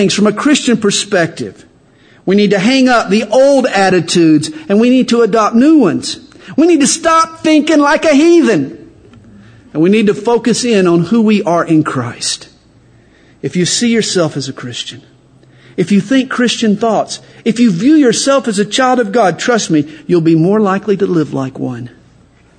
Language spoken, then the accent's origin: English; the South, United States; accent: Southern; I'm from the South. I just open my mouth. And my accent gives me away